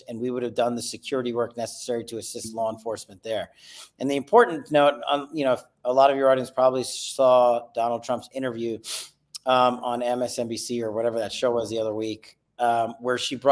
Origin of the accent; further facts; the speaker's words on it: New York, United States; I'm a kid from New York, a minority